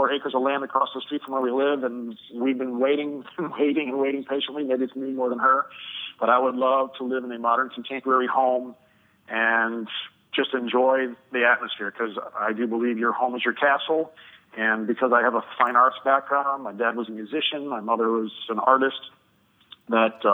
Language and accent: English; Chicago, Illinois, United States; I'm from the Chicagoland area